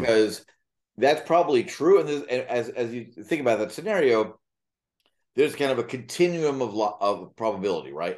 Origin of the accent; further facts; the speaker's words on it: New York, United States; moved away as an adult; now in Florida, United States; having been a native New Yorker who left when, when Warren Wilhelm Junior was elected mayor